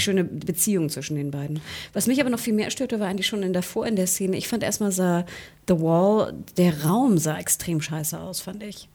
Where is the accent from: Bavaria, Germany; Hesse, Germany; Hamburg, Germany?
Hamburg, Germany; ich komme ja aus Hamburg